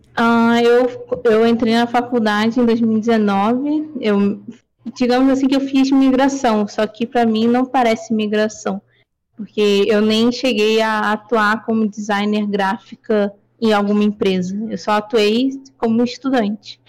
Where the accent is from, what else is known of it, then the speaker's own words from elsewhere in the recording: Rio de Janeiro, Brazil; Sim, sou do Rio, carioca